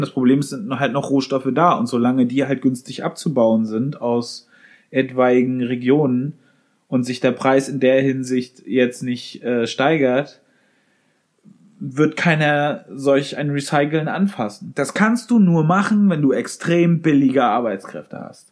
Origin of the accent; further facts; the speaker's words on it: Germany; bei uns in Deutschland